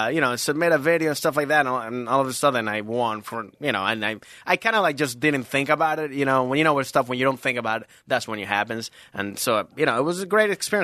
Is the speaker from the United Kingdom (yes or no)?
no; Venezuela; now in Los Angeles, United States; I'm from Venezuela